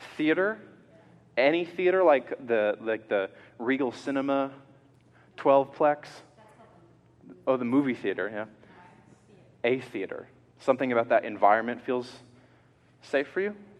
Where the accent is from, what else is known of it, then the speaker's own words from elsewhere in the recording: Georgia, United States; I'm a kid growing up in Georgia in the South